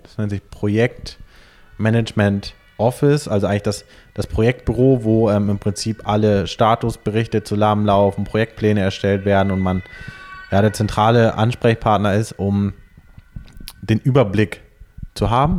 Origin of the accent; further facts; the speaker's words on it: Hamburg, Germany; ich bin in Hamburg am Stadtrand geboren, ähm, bin dort zur Schule gegangen, habe mein Abitur dort gemacht